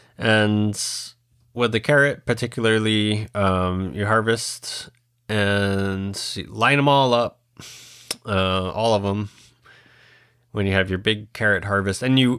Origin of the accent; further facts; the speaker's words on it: Puerto Rico; Somebody reached out from Indiana and said, hey, like, I'm from Puerto Rico too, and we grow that seed.